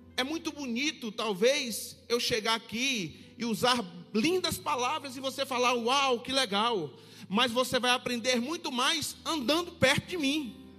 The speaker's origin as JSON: {"language": "Portuguese", "town": "Salvador", "region": "Bahia", "country": "Brazil", "tie": "born or raised there", "moved": "yes", "lives_now": "Petrolina, Brazil", "said": "mas sou nascido em Salvador. Nascido e criado na boca do rio"}